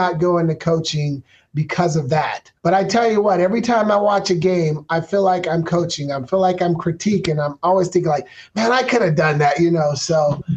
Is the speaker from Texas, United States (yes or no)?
no; Portland, Oregon, United States; moved away as an adult; now in Phoenix, United States; We're from Portland, Oregon